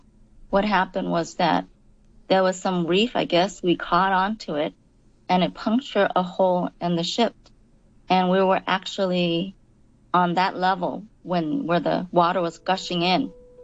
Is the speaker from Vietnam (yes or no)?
yes; Vung Tau, Ba Ria-Vung Tau, Vietnam; moved away; We were in Yong Tau in Vietnam. So we were in Yong Tau, and that morning, we went to a place called